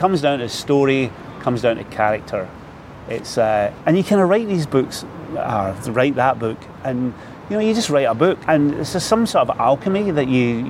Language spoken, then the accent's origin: English; Des Moines, Iowa, United States; I decided, but again, I come from Des Moines. Somebody had to.